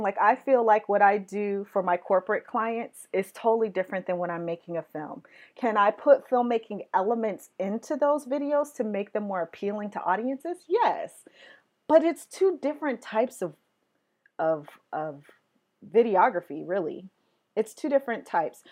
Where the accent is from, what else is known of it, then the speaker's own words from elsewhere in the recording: West Coast, United States; I'm from the West Coast